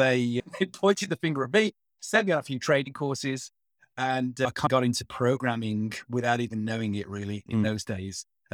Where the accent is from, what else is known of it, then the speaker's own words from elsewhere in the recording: Birmingham, West Midlands, United Kingdom; accent: Brummie; Yeah, I grew up in the English Midlands in Birmingham. And you'll probably get a little bit of a Brummy twang every now and again.